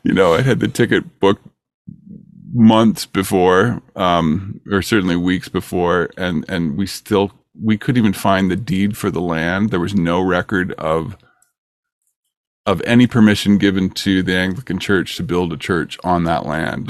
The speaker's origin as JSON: {"language": "English", "town": "Peterborough", "region": "Ontario", "country": "Canada", "tie": "born or raised there", "moved": "as an adult", "lives_now": "California, United States", "said": "I live in California, and I grew up in Ontario, but I, I came here when I was twenty-one years old"}